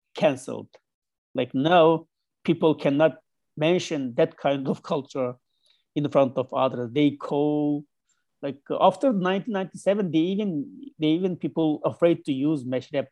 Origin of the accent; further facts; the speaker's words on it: Kashgar, Xinjiang, China; English is a second language; moved away; I'm from, uh, Kashgar, the farthest city from the sea